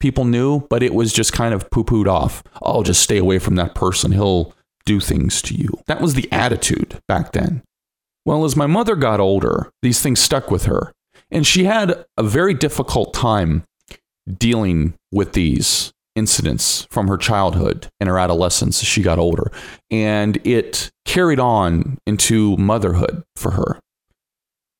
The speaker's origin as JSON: {"language": "English", "town": "Lima", "region": "Ohio", "country": "United States", "tie": "born or raised there", "said": "out of my hometown"}